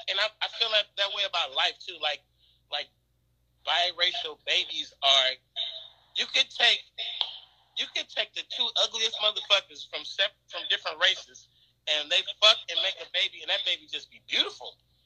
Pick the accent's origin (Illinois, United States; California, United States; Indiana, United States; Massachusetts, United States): California, United States; the Bay Area; I am from the Bay.